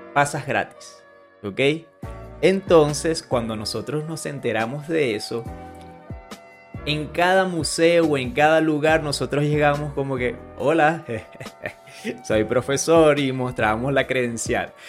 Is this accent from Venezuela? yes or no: yes; Venezuela; now in Colombia; Venezuela, que es donde yo nací